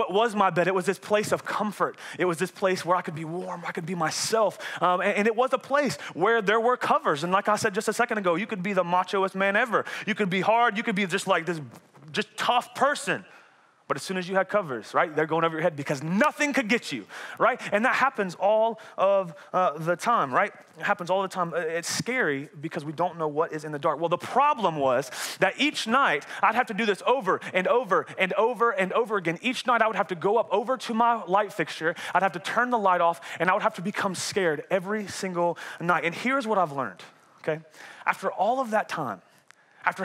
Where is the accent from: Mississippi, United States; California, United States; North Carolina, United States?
North Carolina, United States; Elizabeth City; moved away as an adult; now in Michigan, United States; I'm from Elizabeth City, North Carolina